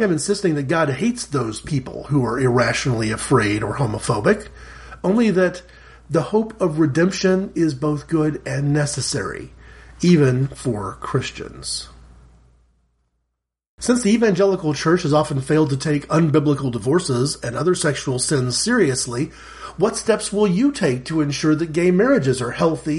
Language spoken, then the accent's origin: English; United States; I'm an American